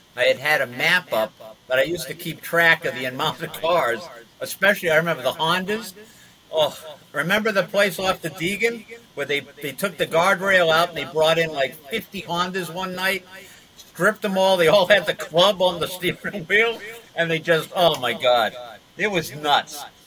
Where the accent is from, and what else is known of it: Massachusetts, United States; moved away as an adult; also born or lived in Flushing, Queens, New York